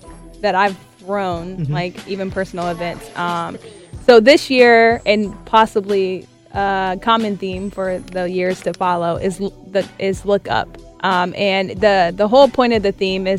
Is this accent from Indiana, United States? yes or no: no; Columbus, Ohio, United States; I am born and raised in Columbus, Ohio